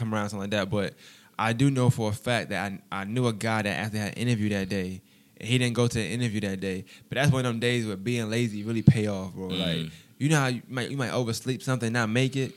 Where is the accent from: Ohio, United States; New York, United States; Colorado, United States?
New York, United States; New York City; where I'm from, you know what I'm saying? In Brooklyn, you know, I'm from Bushwick